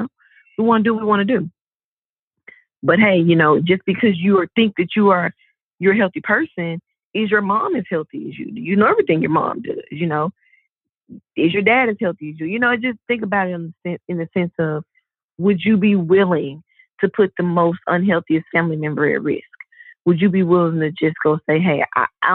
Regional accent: the South, United States; I'm from the South.

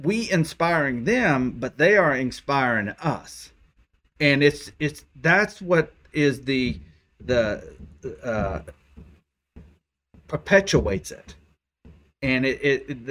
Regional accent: Oklahoma, United States; I'm from Oklahoma

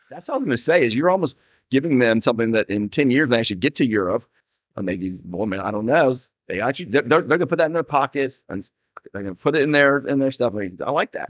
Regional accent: Atlanta, Georgia, United States; I grew up in Atlanta.

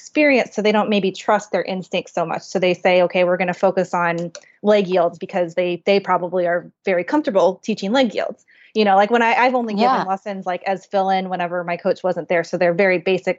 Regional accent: Kansas City, Missouri, United States; moved away; I'm from Kansas City

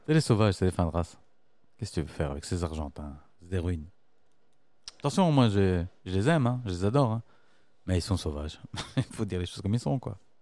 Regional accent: Brussels, Brussels-Capital Region, Belgium; je suis Bruxellois, je suis pas Belge

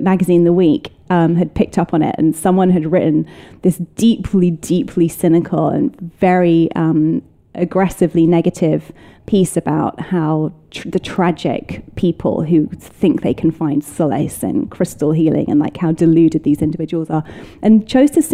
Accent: United Kingdom; moved away as an adult; now in United States; it's my hometown. It's my people.

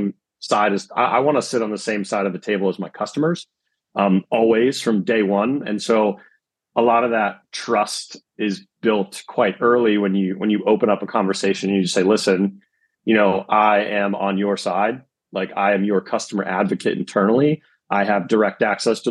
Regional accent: East Coast of America, United States; I'm also from the East Coast of America

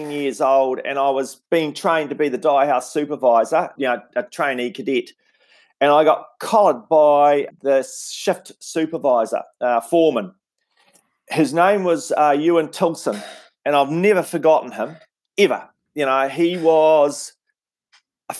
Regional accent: Invercargill, Southland, New Zealand; moved away as an adult; also born or lived in Wellington; where I grew up in Invercargill in Southland

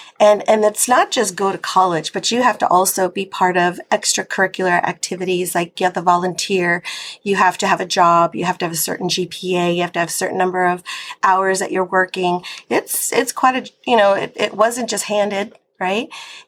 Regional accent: Glendale, California, United States; born there; I was born in Glendale, California.

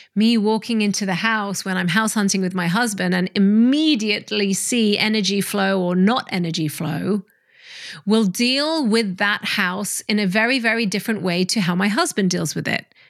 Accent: Hong Kong; I grew up in Hong Kong

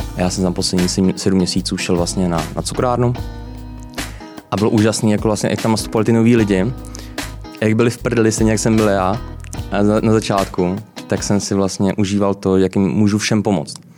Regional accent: Brno, South Moravian Region, Czechia; moved away as an adult; also born or lived in London, United Kingdom / United States; now in Prague, Czech Republic; já jsem z Brna. Uh, a pocházím z Brna. Uh, vlastně začínal jsem uh, na učiliště v Brně

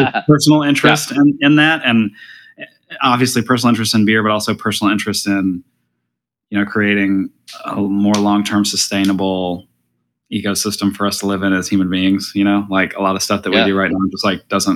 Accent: Alabama, United States; moved away as an adult; also born or lived in New Orleans, Louisiana; now in California, United States; born in Alabama, grew up in Alabama

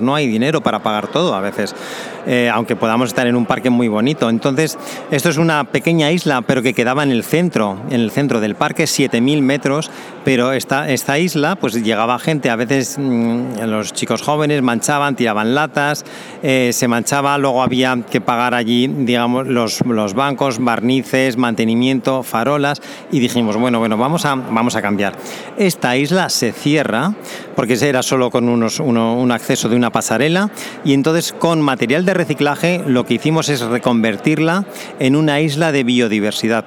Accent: Zaragoza, Aragon, Spain; moved away as an adult; also born or lived in Balearic Islands / Canary Islands / Germany / Cozumel, Quintana Roo, Mexico; nací en Zaragoza en España

